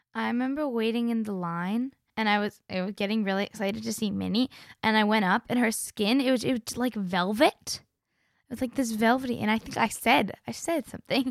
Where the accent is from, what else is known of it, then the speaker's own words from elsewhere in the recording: Canada; I'm a Canadian and a Floridian